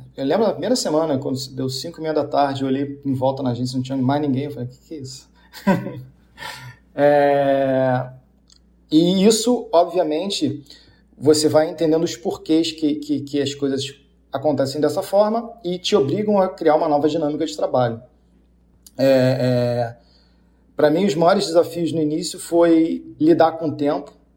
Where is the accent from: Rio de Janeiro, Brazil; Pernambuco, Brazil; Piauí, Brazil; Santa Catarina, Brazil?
Rio de Janeiro, Brazil; moved away as an adult; also born or lived in São Paulo; now in Dublin, Ireland; eu sou do Rio